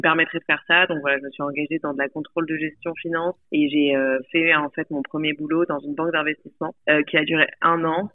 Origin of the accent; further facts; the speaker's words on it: Nice, Provence-Alpes-Côte d'Azur, France; moved away; also born or lived in Paris, France; j'ai grandi euh, à Nice, dans le sud-est de la France.